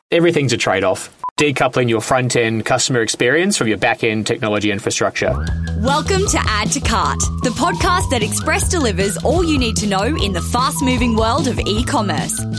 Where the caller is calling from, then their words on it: Melbourne, Victoria, Australia; I'm at level 21 in the new WeWork building in Melbourne in a um, seemingly a, a purpose built soundproof booth for podcasting.